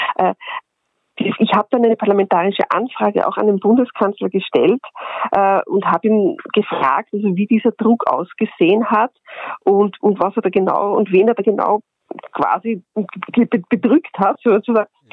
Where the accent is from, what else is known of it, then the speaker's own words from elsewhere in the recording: Austria; bei uns in Österreich